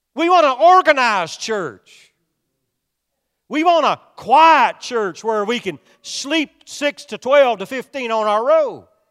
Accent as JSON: {"language": "English", "region": "Kentucky", "country": "United States", "said": "I'm from Kentucky"}